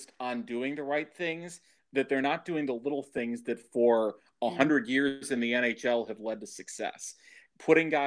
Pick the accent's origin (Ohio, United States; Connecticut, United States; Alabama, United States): Ohio, United States; Cleveland; moved away; I grew up in Cleveland